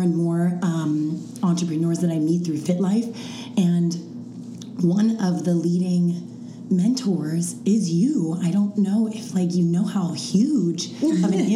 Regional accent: East Coast, United States; Shannon and I are both East Coast

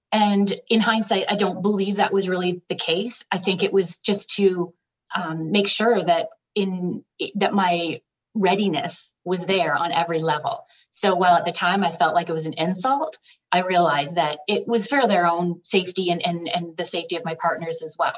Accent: Ontario, Canada; moved away as an adult; also born or lived in British Columbia; I was from Ontario

